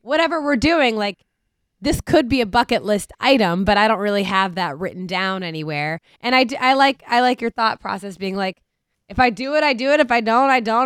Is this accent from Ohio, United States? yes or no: yes; Cincinnati, Ohio, United States; from my hometown, like, home city